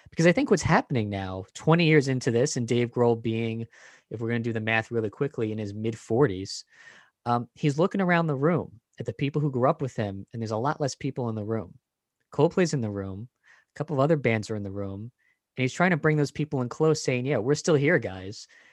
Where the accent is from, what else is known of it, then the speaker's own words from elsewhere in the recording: New York City, New York, United States; We are both from New York.